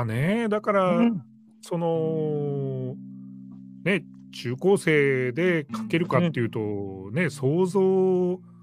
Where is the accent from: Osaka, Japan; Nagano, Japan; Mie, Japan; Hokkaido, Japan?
Hokkaido, Japan; Kushiro; now in Sapporo, Japan; 私と浩太さんの生まれ故郷のあの北海道東部釧路